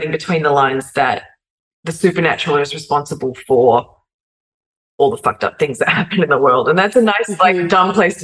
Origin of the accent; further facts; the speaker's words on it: Australia; as an Australian